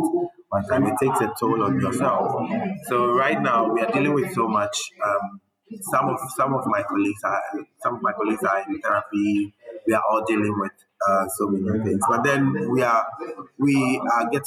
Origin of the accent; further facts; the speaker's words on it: Ghana; we grew up in Ghana. We know how Ghanaians think